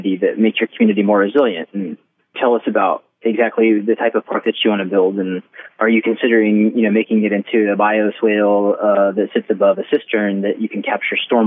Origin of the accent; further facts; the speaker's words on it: Maryville, Missouri, United States; I'm from Maryville, Missouri, which is 12,000